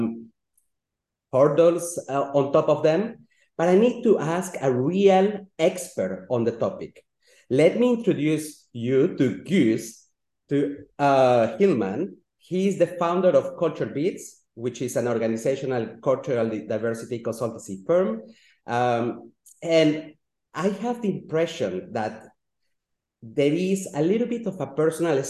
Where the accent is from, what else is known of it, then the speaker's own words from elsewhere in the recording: Switzerland; also born or lived in Latin America; I was born in Latin America, and thanks to the efforts of a little lady, my mother, I could end up in Switzerland, and I grew up in Europe